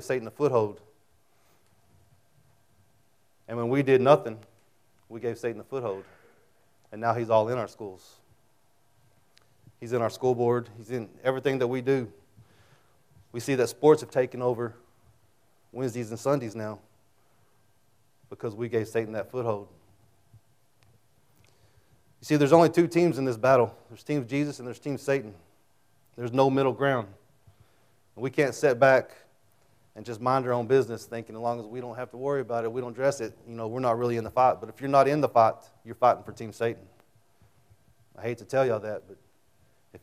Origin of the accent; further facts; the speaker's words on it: Childress, Texas, United States; also born or lived in Amarillo; when I was a kid, I grew up in Childress